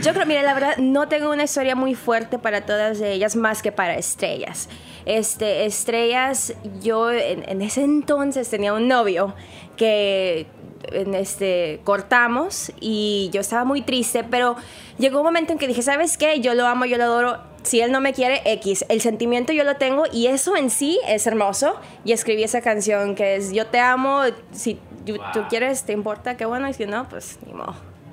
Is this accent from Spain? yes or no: no; Mexico; yo soy completamente mexicana